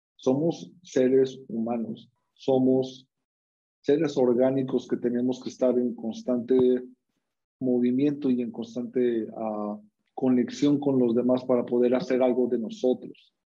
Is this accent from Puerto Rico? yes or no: no; Mexico; ¿De dónde vengo? Soy mexicano.